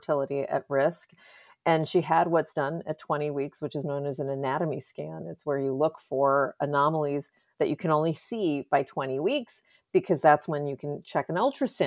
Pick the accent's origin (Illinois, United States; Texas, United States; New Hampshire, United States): Texas, United States; I'm from Texas